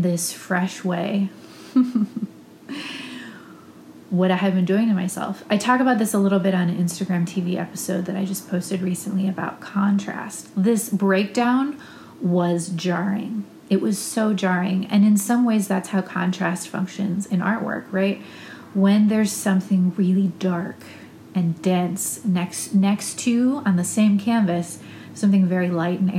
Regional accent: Ohio, United States; moved away as an adult; now in Austin, United States; I had to get a master's degree in my home state of Ohio to renew my teaching license

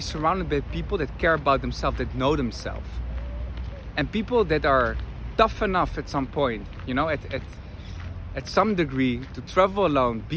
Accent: Netherlands; moved away as an adult; also born or lived in Argentina / Madrid; I'm from the Netherlands, grew up there

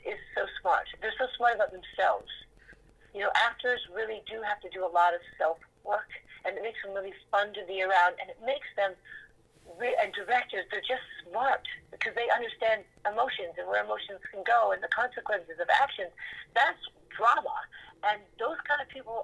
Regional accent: New York, United States; moved away as an adult; also born or lived in California; a true born and bred Manhattanite

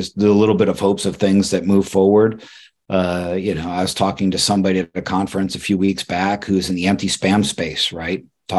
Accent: Ireland; And I'm Irish, so I'm overly cynical and jaded

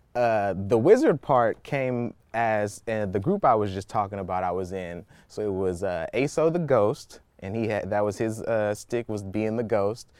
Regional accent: Oakland, California, United States; I'm a Bay Area native, you know, born and raised in Oakland, California

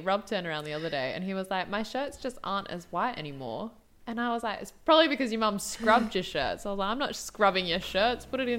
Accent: South Africa; I am from South Africa.

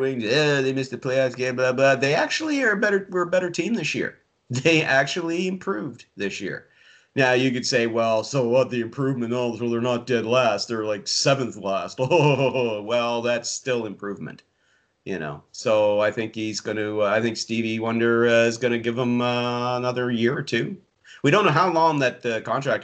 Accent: Yarmouth County, Nova Scotia, Canada; now in Prince Edward Island, Canada; I was born and raised in Yarmouth County, Nova Scotia, which is 7 hours away from here

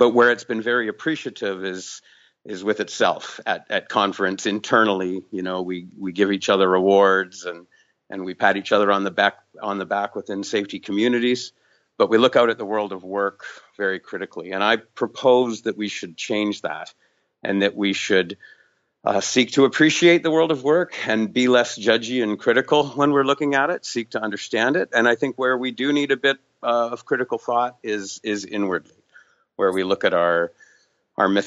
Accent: Vancouver, British Columbia, Canada; I'm from Vancouver, British Columbia

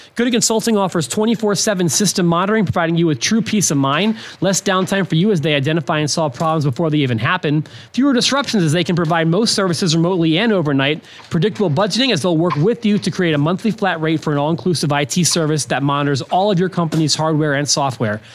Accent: Philadelphia, Pennsylvania, United States; moved away; I'm from Philadelphia

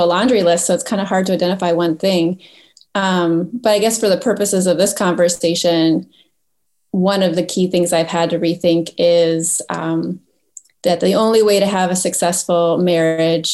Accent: Roseville, Minnesota, United States; hockey was a big deal when I was in high school, so I can show my high school loyalty to the Roseville Raiders in the suburbs of St. Paul

